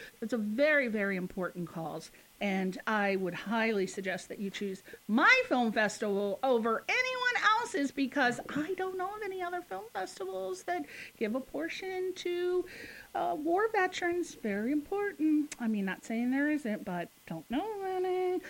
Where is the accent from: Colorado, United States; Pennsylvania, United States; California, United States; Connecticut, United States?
Connecticut, United States; I'm from Connecticut.